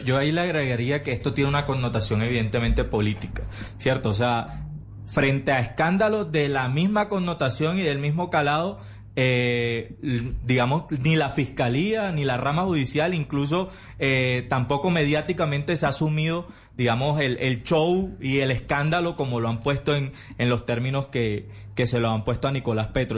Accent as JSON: {"language": "Spanish", "town": "Barranquilla", "region": "Atlántico", "country": "Colombia", "said": "como barranquillero"}